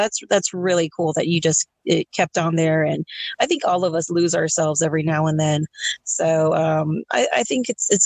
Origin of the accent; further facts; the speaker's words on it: Texas, United States; we're from Texas